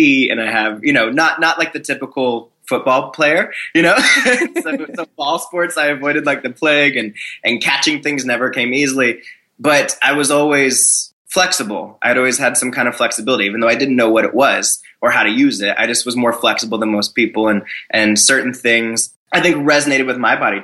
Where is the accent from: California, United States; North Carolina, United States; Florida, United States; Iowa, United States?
Florida, United States; I grew up in Florida